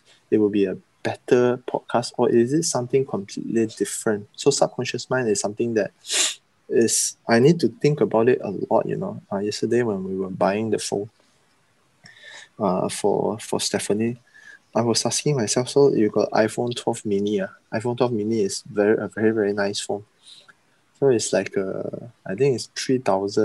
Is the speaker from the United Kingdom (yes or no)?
no; Sabah, Malaysia; there are a lot of beliefs that we have in growing up in Sabah, East Malaysia